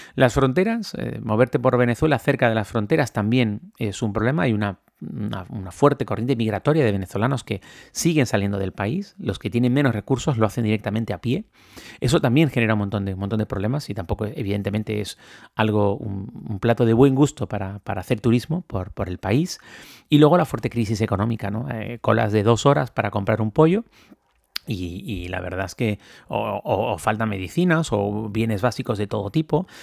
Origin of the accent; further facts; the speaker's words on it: Canary Islands, Spain; cuando yo ejercía como periodista político y hacía entrevistas políticas aquí en una televisión de mi tierra